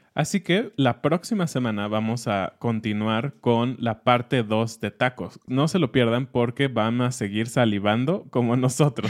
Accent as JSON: {"language": "Spanish", "country": "Mexico", "said": "como mexicanos tenemos y como mexicanos también del centro y de otras partes del país"}